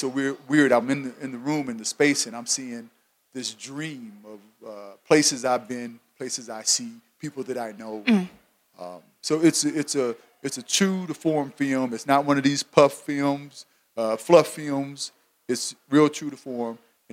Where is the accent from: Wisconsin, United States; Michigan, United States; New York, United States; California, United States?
Michigan, United States; Flint; I'm from Flint, Michigan.